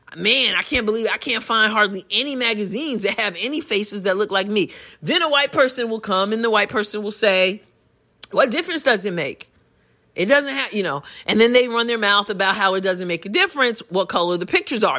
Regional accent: United States; I'm a Christian before I'm anything else, before I'm an American even

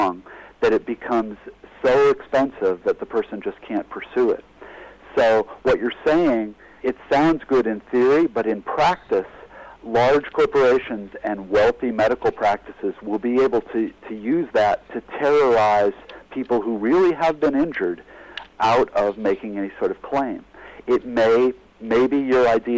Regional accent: United States; As an American

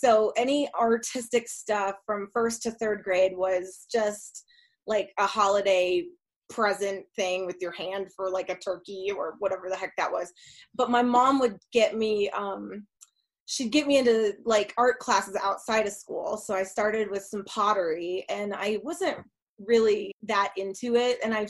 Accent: Massachusetts, United States; now in Denver, United States; I grew up in Massachusetts

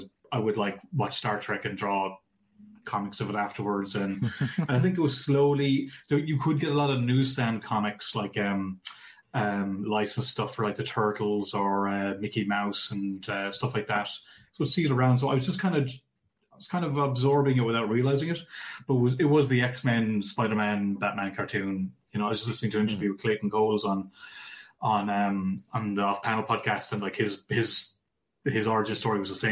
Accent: Ireland; I'm away from Ireland

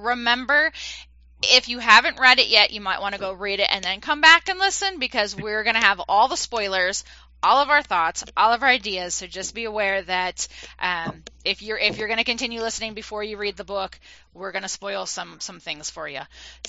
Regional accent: East Coast, United States; moved away; I'm originally from the East Coast

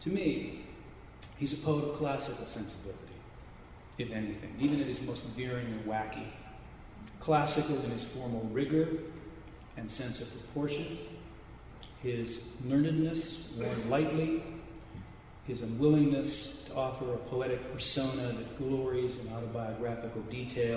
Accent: Des Moines, Iowa, United States; moved away as an adult; also born or lived in Gainesville, Florida; I was born and raised in Des Moines, Iowa

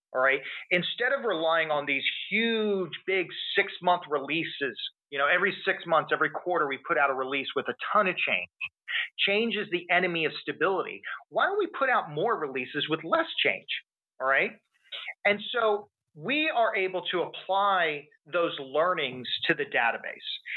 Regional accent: Texas, United States; I'm from Texas

